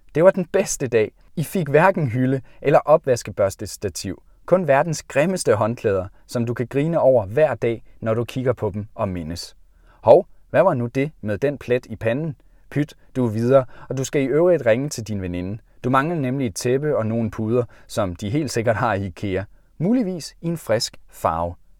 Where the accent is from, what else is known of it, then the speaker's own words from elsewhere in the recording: Jutland, Denmark; Da jeg var barn hjemme i Jylland